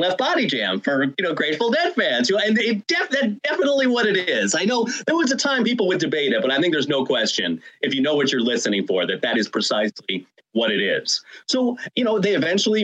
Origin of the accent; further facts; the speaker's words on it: Rhode Island, United States; my home state of Rhode Island